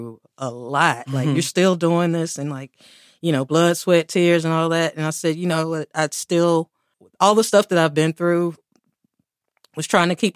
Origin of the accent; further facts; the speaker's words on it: Durham, North Carolina, United States; also born or lived in South Korea; I was born and raised in Durham